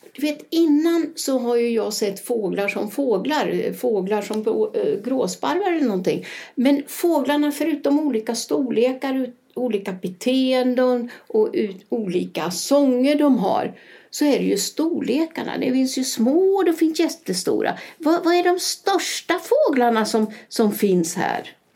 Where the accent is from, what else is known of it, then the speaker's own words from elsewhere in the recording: Sweden; now in Spain; jag kommer ju också från Sverige